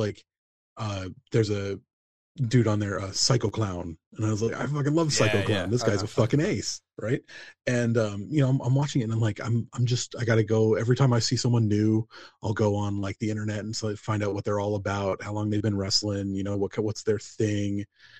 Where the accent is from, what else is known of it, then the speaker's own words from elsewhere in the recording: United States; because I'm from America, you kind of can't help but pick up casual Spanish from like the Mexican influence and stuff.